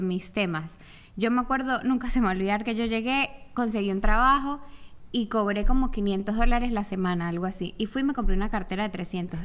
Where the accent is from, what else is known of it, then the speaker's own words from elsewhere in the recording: Venezuela; moved away; yo llegué como venezolana